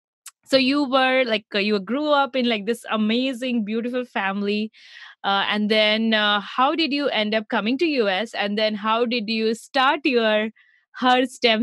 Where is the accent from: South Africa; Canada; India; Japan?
India; Mumbai, Maharashtra; I have been to the one in Mumbai, because I'm from Mumbai.